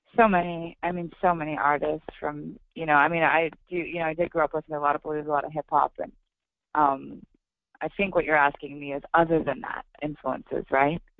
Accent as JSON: {"language": "English", "region": "Oregon", "country": "United States", "tie": "born or raised there", "said": "I'm playing tonight in my hometown uh, in Oregon"}